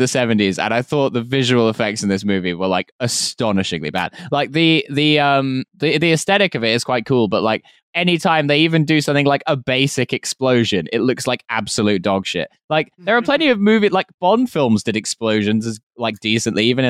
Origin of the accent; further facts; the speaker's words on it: United Kingdom; me being British